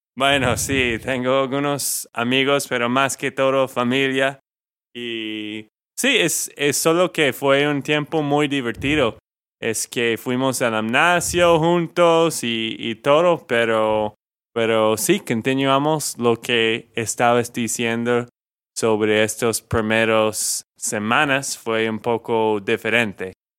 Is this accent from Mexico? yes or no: no; Texas, United States; de Texas, Estados Unidos